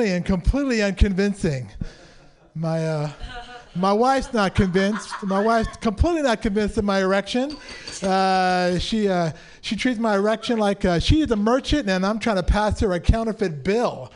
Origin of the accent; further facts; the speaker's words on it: San Francisco, California, United States; I was born and raised in San Francisco.